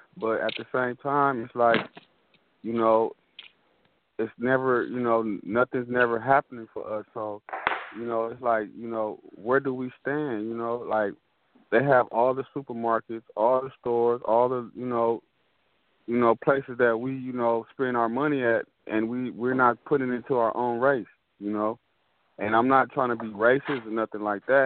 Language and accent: English; Los Angeles, California, United States; growing up in Los Angeles